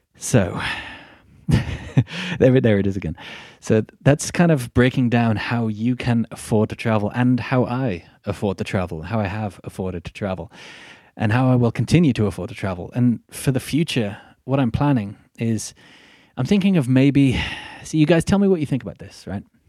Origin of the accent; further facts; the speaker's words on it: Midlands, United Kingdom; accent: Midlandsy; I come from Middle England, the Midlands, and I am very much working class.